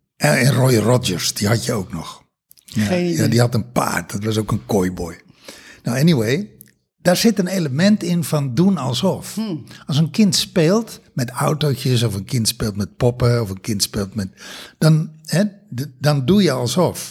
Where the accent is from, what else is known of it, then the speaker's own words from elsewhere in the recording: Texel, North Holland, Netherlands; moved away; also born or lived in Germany; als kind op Tessel